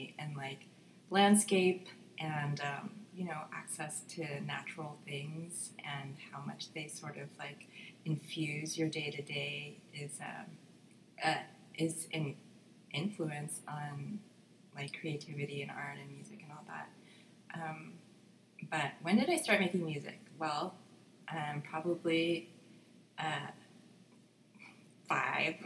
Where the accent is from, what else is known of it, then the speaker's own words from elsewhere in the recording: San Francisco, California, United States; moved away as an adult; also born or lived in Oakland / New York; now in Los Angeles, United States; I was born and raised in San Francisco